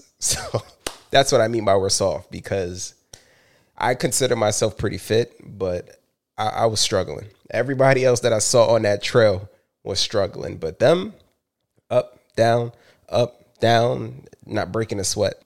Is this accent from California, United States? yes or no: no; New York City, New York, United States; as a New Yorker